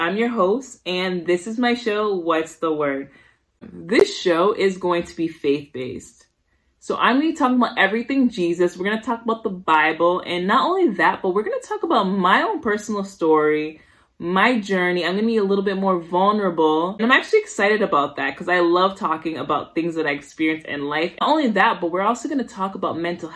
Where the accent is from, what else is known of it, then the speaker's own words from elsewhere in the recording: Somerville, Massachusetts, United States; also born or lived in Brooklyn, New York / Haiti (parents); I was raised in Somerville, Massachusetts.